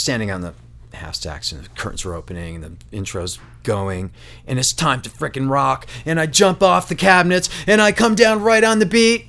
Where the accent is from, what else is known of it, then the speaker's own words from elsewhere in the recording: New York, United States; Where I grew up in Western New York, Coors had a mythological status.